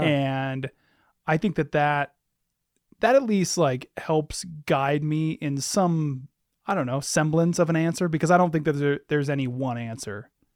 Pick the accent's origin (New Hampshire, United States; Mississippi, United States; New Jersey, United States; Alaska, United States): Alaska, United States; Anchorage; growing up in Anchorage